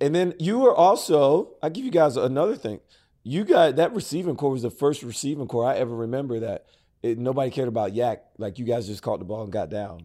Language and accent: English; Prattville, Alabama, United States; Growing up in Prattville, Alabama